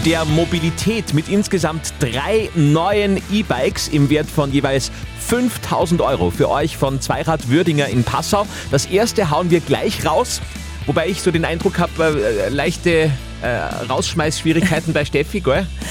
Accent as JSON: {"language": "German", "town": "Grünburg", "region": "Upper Austria", "country": "Austria", "said": "Ich bin aus Grünburg, das ist naheliegend"}